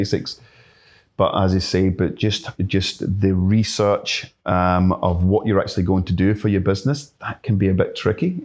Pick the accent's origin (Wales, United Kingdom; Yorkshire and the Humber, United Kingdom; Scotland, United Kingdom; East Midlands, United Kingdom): Scotland, United Kingdom; Glasgow; moved away as an adult; now in Yamba, Australia; I grew up in Glasgow, um, certainly in the Green Belt